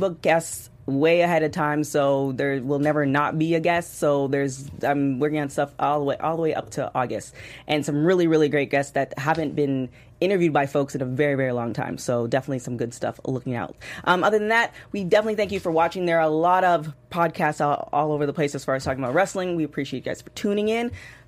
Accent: Canada; It really tickled me, and it you know, it was just, because, you know, being Canadian.

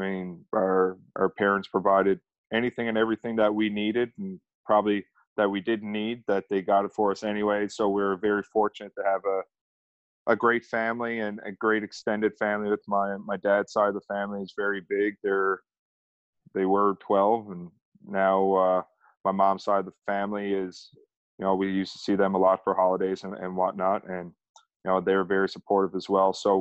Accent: Mount Pearl, Newfoundland and Labrador, Canada; I grew up in Mount Pearl, Newfoundland, Labrador, which is literally right outside of St. John's, capital of Newfoundland, Labrador.

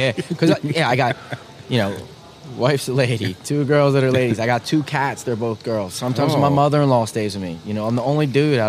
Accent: Philadelphia, Pennsylvania, United States; moved away as an adult; now in Portland, United States; I'm from Philly, blue-collar family.

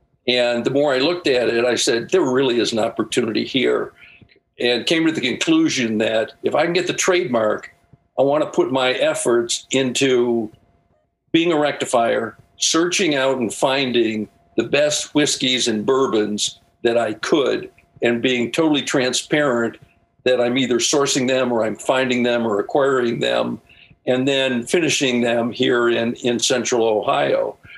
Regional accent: Ireland; I'm Irish. So, you know, we figure that stuff out.

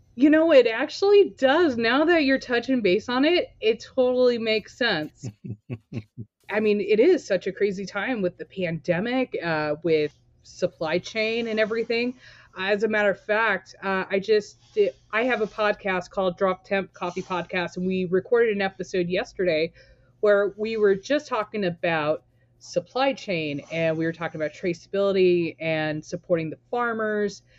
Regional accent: Torrance, California, United States; now in Portland, United States; I was born and raised in Torrance, California

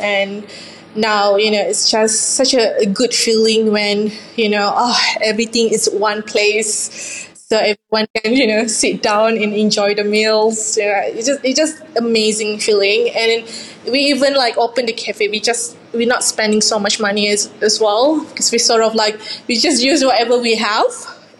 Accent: Johor, Malaysia; English is a second language; now in Ballarat, Australia; a Johor laksa, which from my hometown.

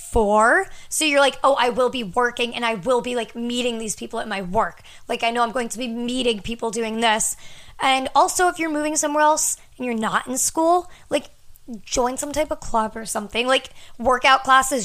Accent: near Boston, New England, United States; moved away as an adult; also born or lived in San Diego; my hometown

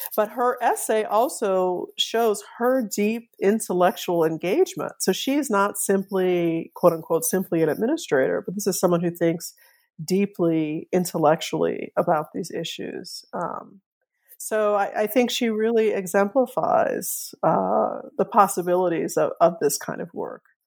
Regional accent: New Orleans, Louisiana, United States; I grew up in New Orleans

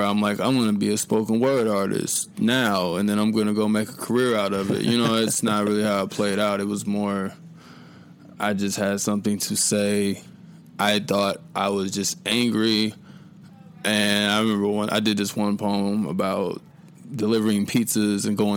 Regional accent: Muncie, Indiana, United States; moved away as an adult; now in Indianapolis, United States; born and raised in Muncie, Indiana. I live in Indianapolis now

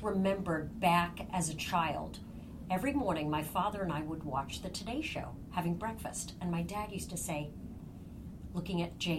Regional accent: Ireland; I'm Irish. It's in my blood to be a storyteller. That's what Irish people do, is they talk and tell stories, and that's the culture in which I grew up at my home.

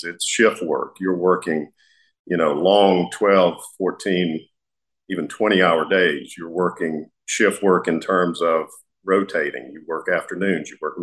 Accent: United States; as an American, someone who's passionate about our country

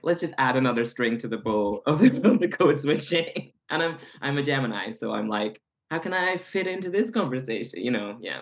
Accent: Scotland, United Kingdom; moved away; growing up queer in Scotland

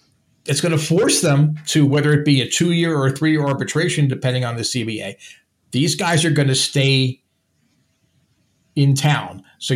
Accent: New Jersey, United States; I'm from New Jersey, so we have two ways to communicate with our hands.

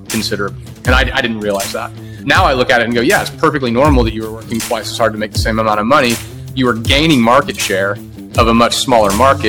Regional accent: Oklahoma, United States; moved away as an adult; now in Austin, United States; this was moving to the big city for me. I'm from Oklahoma, and I moved here right after school, 2002.

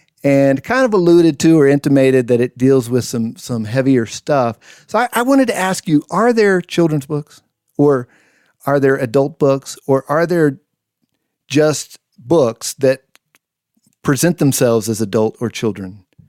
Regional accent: New Mexico, United States; I grew up in New Mexico

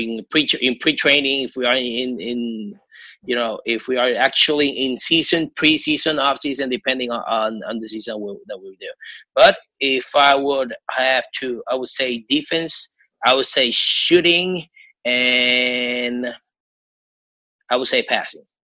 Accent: Puerto Rico; I'm from Puerto Rico.

